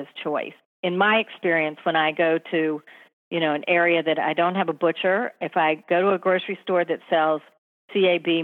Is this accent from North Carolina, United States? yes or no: yes; North Carolina, United States; now in New York City, United States; I grew up in North Carolina. I grew up on barbecue.